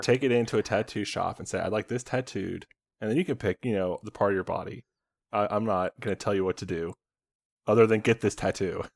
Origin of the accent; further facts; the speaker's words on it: Indiana, United States; Indiana where we're from